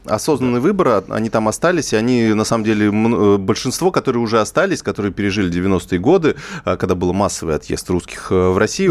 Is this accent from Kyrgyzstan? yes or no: no; Kazakhstan; moved away; сам родом из Казахстана, э, представитель среднего ЖУЗа